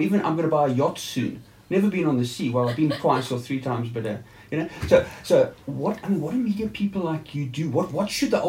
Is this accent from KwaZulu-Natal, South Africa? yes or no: no; Cape Town, Western Cape, South Africa; now in Port Elizabeth, South Africa; I mean, I grew up in Cape Town. I'm an old Cape Townian.